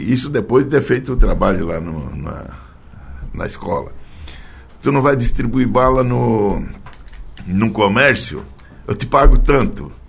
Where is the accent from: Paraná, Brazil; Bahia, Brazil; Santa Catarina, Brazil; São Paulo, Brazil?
Santa Catarina, Brazil; Orleans; born there; now in Forquilinha, Brazil; Nasci em Orleans, mas já estou há 42 anos em Forquilinha.